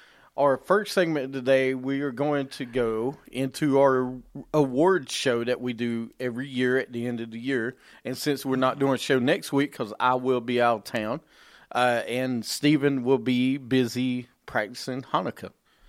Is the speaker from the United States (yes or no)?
no; England, United Kingdom; Yes, I'm English.